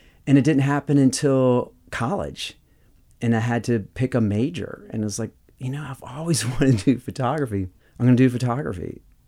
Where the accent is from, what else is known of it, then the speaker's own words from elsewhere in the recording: the South, United States; growing up in the South, I always liked texture.